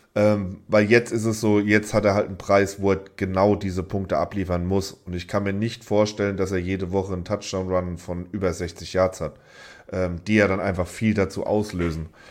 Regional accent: Germany; als Deutscher

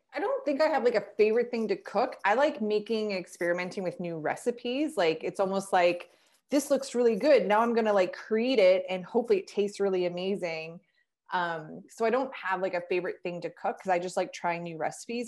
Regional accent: Canada; I'm a Canadian girl

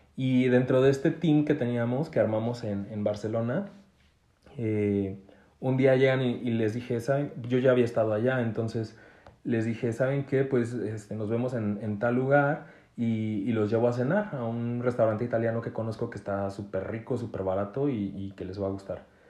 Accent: Mexico; soy mexicano

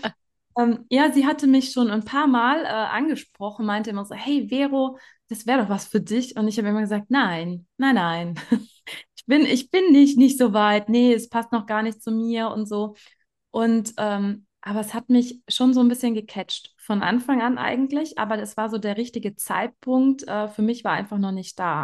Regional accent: Germany; now in Graubünden, Switzerland; Ich komme ursprünglich aus Deutschland

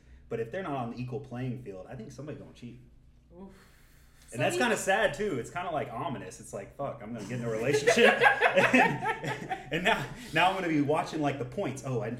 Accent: Atlanta, Georgia, United States; I'm from Atlanta.

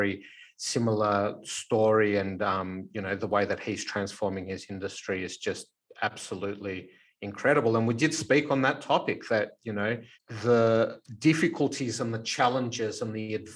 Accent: Melbourne, Victoria, Australia; we grew up in the Elsternwick Housing Commission flats here in Melbourne

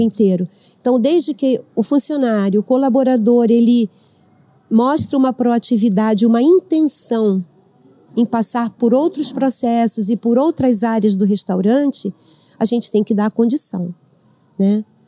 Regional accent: Rio de Janeiro, Brazil; moved away as an adult; now in Avaré, Brazil; Eu sou do Rio

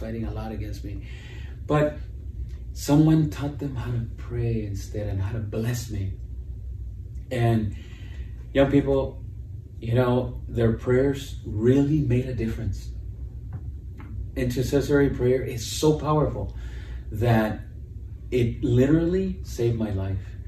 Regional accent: Los Angeles, California, United States; I grew up in East LA I was born there and I grew up there

